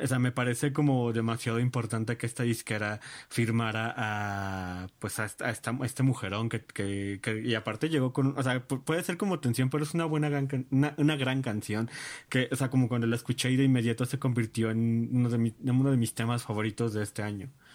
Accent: Mexico; soy este mm, mexicano

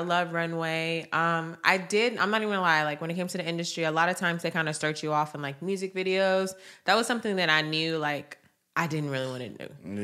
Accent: Atlanta, Georgia, United States; I am from Atlanta

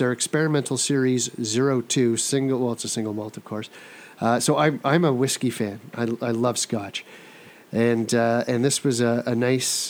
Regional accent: Ottawa, Ontario, Canada; also born or lived in Thornhill; Born and raised in Ottawa.

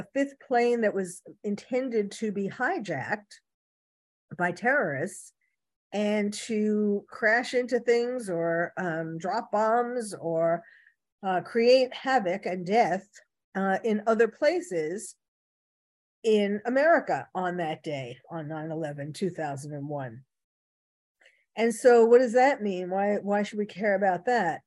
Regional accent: New York City, New York, United States; now in California, United States; I was originally born and bred in New York City

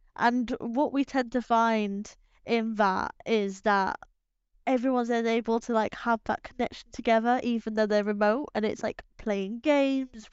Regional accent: England, United Kingdom; we're English

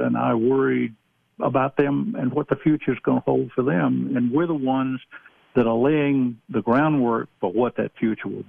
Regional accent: Georgia, United States; moved away; I come from the Deep South. I'm originally from Georgia.

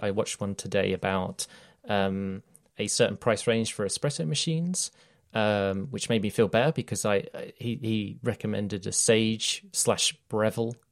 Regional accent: United Kingdom; I'm British

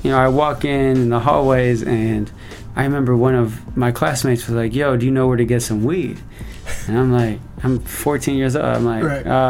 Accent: San Francisco, California, United States; now in Seattle, United States; Grew up in San Francisco, born and raised in San Francisco.

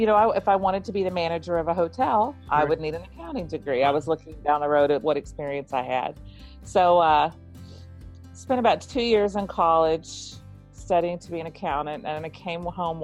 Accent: Texas, United States; I grew up in Texas in the United States.

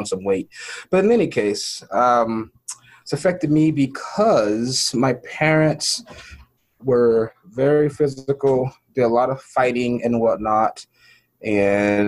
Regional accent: Los Angeles, California, United States; I was born in Los Angeles, raised all over South Central and Inglewood

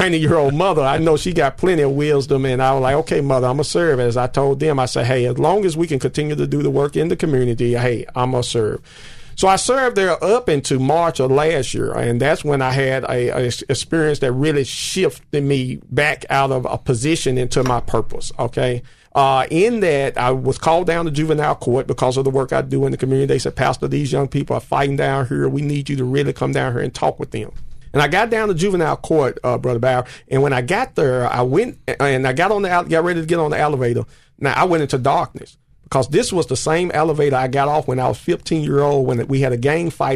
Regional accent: United States; a young man growing up in the Dixon Home Projects

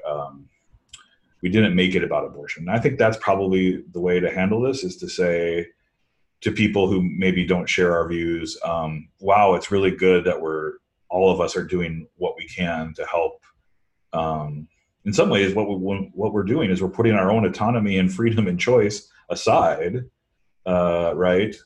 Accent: Midwest, United States; now in East Coast, United States; I grew up in the Midwest

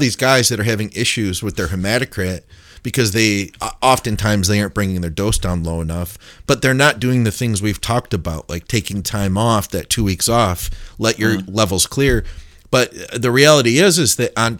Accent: Detroit, Michigan, United States; I am from Detroit

